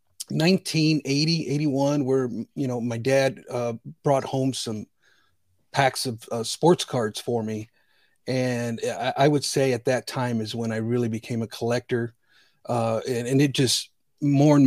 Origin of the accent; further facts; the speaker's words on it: Northwest Indiana, United States; also born or lived in Bridgeport, Connecticut; I'm from originally from Bridgeport, Connecticut. I was born in 1970. I came to Northwest Indiana in 1973